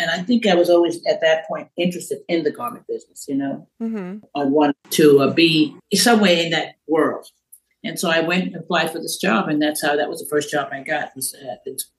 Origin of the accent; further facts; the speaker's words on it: New York City, New York, United States; I grew up in Brooklyn and Bethann, Stuyvesant